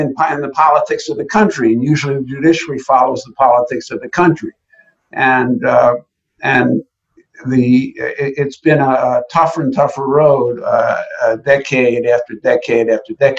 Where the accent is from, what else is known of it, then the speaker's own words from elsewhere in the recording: Long Island, New York, United States; also born or lived in Chicago; I grew up on Long Island